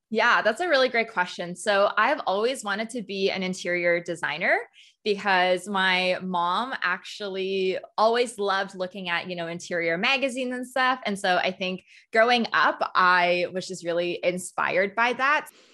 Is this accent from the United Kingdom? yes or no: no; Canada; also born or lived in Hong Kong; I was born in Hong Kong, um, and I moved to Canada when I was three